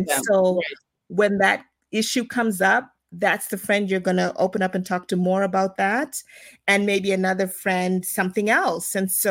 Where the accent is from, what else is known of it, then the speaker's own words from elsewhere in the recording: Zimbabwe; also born or lived in South Africa / United States; So, as you know, I'm from Zimbabwe, but I was not born in Zimbabwe. I was born in South Africa, so spent the first couple years there. And then from there, my family moved to the US